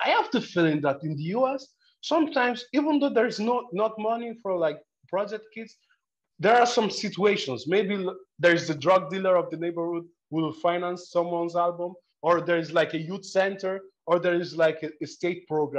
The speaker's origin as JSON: {"language": "English", "country": "Nigeria", "tie": "born or raised there", "moved": "yes", "lives_now": "Italy", "said": "I was born in Nigeria"}